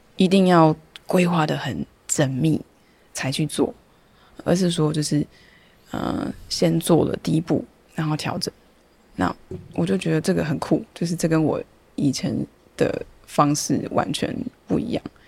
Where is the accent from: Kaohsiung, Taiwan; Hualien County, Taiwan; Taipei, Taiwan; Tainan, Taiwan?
Taipei, Taiwan; moved away as an adult; now in Taitung, Taiwan; 虽然我是台北人，又是大安区